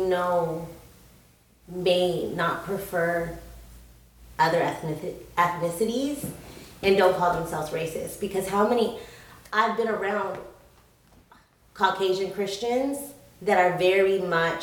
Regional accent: San Diego, California, United States; I'm from San Diego, California

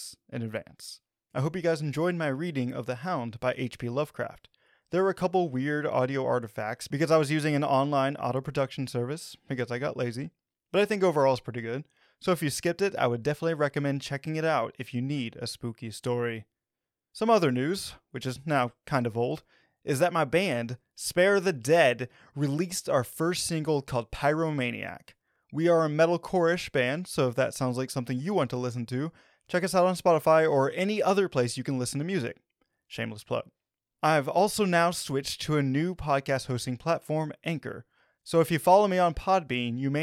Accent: Arkansas, United States; my home state slash state I live in, Arkansas

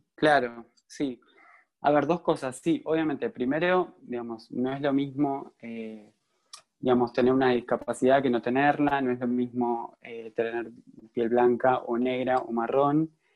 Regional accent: San Pedro, Argentina; yo crecí en San Pedro, como dijo Lu, eh, una ciudad muy conservadora

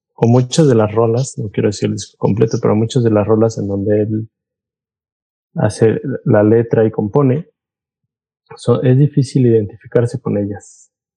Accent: Mexico

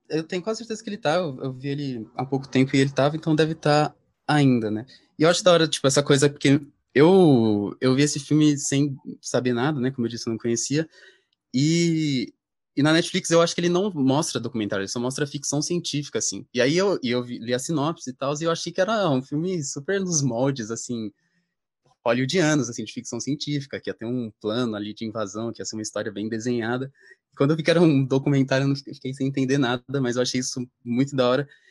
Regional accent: Brazil; a gente como brasileiro

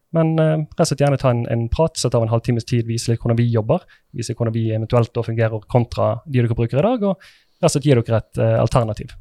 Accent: Sotra, Vestland, Norway; Jeg er fra Sotra

